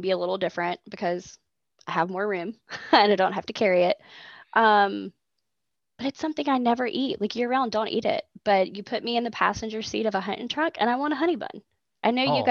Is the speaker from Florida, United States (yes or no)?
yes; Jacksonville, Florida, United States; now in Big Bend area, Florida, United States; I grew up in Jacksonville.